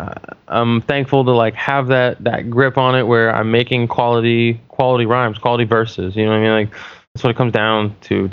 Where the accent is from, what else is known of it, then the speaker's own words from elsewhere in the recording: New Hampshire, United States; I'm from New Hampshire.